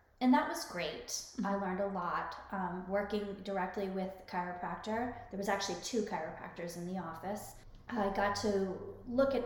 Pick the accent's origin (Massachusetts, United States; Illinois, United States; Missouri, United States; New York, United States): Massachusetts, United States; Cape Cod; moved away as an adult; also born or lived in Rhode Island; I went to a community college on the Cape. I'm from Cape Cod